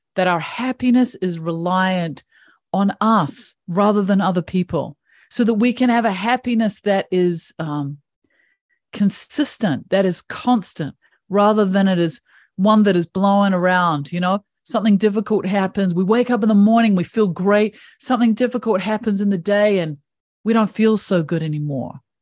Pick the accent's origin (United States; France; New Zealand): New Zealand; I have this funky little accent that comes from one of the most beautiful countries in the world. I grew up in New Zealand